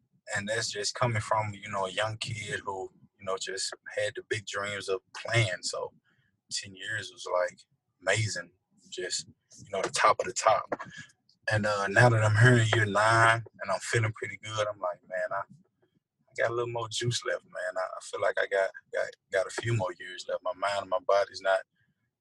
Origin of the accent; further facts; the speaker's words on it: United States; I was born in America